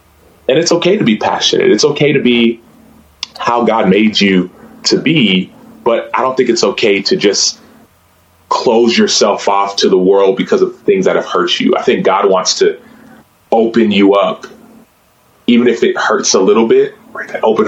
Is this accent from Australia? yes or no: no; Nigeria; accent: Igbo; I did not do it in Igbo, nor did I did it in my Igbo accent.